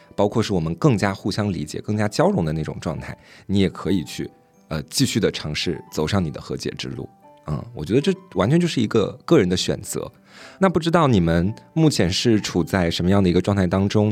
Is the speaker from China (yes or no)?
yes; Anhui, China; moved away; 我们两个是老乡嘛，算是。虽然我们是玩南玩北